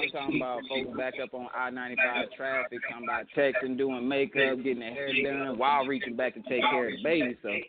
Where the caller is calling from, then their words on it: Virginia, United States; I'm calling out of Virginia right now.